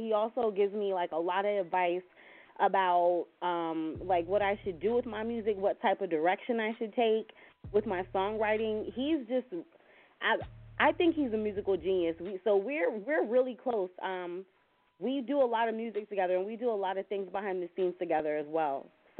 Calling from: Williamsburg, Virginia, United States; I'm calling from Williamsburg, Virginia.

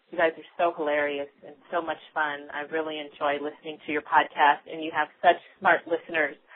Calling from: Colorado, United States; from Colorado, and I am a new listener.

